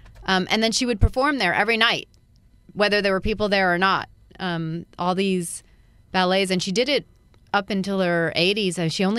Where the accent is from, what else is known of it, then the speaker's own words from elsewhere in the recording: Altadena, California, United States; also born or lived in Pasadena; I grew up in Altadena.